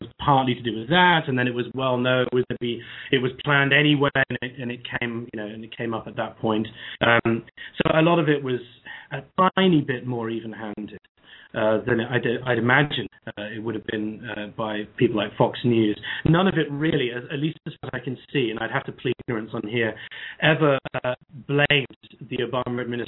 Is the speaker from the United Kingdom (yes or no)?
yes; England, United Kingdom; I'm a Brit, as you can hear from my voice